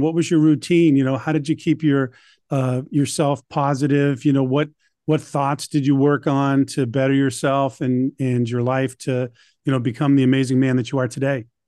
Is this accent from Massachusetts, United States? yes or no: yes; Boston, Massachusetts, United States; I'm from Boston